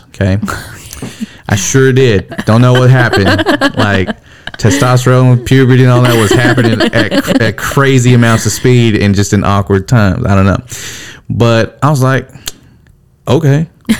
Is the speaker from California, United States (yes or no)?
yes; California, United States; So south, I came from California, right?